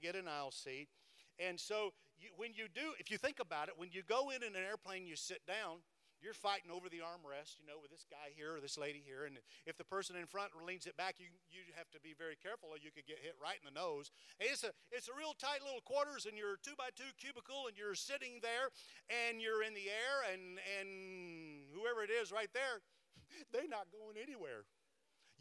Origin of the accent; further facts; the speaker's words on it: Cleveland, Tennessee, United States; I'm from Cleveland, Tennessee